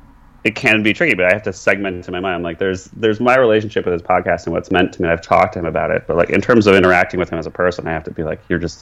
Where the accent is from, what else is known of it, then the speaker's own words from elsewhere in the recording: Washington, District of Columbia, United States; moved away as an adult; also born or lived in California; I grew up in Washington, D.C., which is a town that doesn't really contain, in terms of its culture, anything along those realms. It's not a very spiritual place along any lines. I mean, I grew up going to church every Sunday